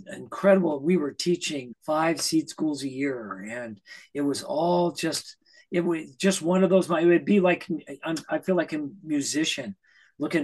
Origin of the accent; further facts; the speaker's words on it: Idaho, United States; moved away; I grew up in Idaho at 6,000 feet.